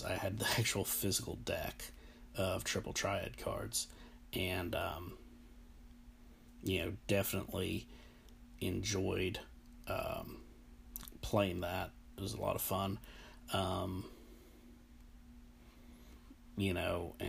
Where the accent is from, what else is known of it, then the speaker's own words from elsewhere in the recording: United States; I'm American